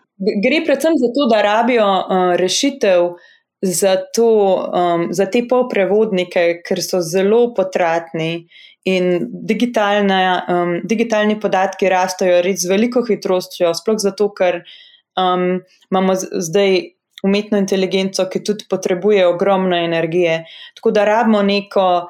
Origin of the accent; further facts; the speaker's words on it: Slovenia; moved away as an adult; also born or lived in Harvard, United States; slovenci, ki smo v tujini